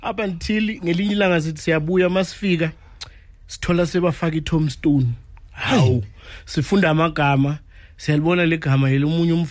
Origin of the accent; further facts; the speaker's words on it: Bushbuckridge, Mpumalanga, South Africa; also born or lived in Witbank / Ermelo; now in Hammanskraal, South Africa; ngokuzalwa ngizalelwe eh, emkhuhle Bushbuck Ridge and then ngahlala nyane eWitbank ngahlala nyane eMelo manje ngiseHammanskraal kami.